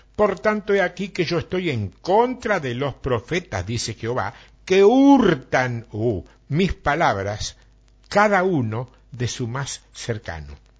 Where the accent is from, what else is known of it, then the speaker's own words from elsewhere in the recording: Argentina; somos exagerados los argentinos